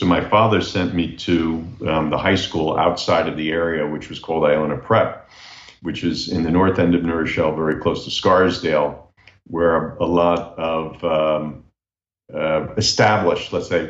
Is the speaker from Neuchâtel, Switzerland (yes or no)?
yes; Neuchâtel, Switzerland; So I was born in Neuchâtel, to answer the question directly. And it really influenced my culture because I grew up in a household there of bilingual speaking folks